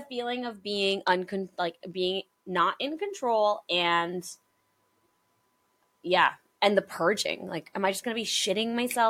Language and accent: English; South Africa; moved away; growing up in South Africa